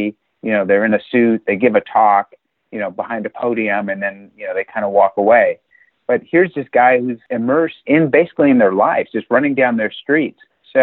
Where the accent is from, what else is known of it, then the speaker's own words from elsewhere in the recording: United States; I'm an American diplomat